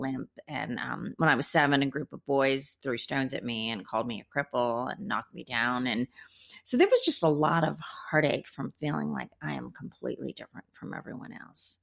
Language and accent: English; India; moved away; I was born in India